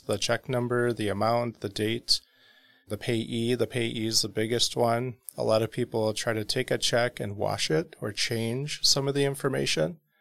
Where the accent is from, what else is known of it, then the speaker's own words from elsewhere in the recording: South Milwaukee, Wisconsin, United States; South Milwaukee